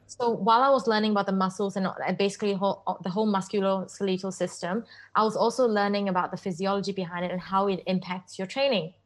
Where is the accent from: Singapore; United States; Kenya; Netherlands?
Singapore; I grew up in Singapore and I went to Crescent Girls School